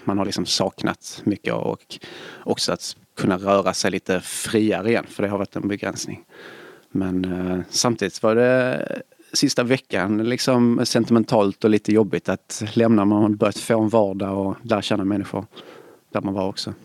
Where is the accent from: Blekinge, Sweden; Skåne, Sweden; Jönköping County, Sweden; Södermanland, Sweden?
Skåne, Sweden; Svedala; now in Gothenburg, Sweden; Jag kommer från eh, Svedala utanför Malmö